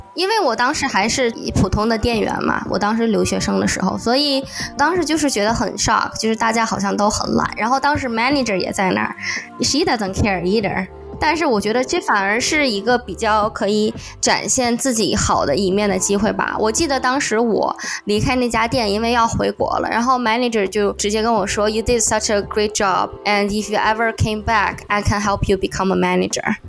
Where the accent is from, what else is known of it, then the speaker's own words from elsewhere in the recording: China; now in United States; 在 国内我们受到的教育就是让，多一事不如少一事，从小就是这样的